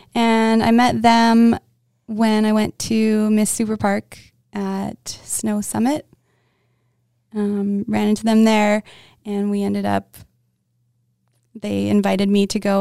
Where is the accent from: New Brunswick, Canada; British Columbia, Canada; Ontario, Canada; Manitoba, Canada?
Manitoba, Canada; Winnipeg; I'm from Winnipeg, Manitoba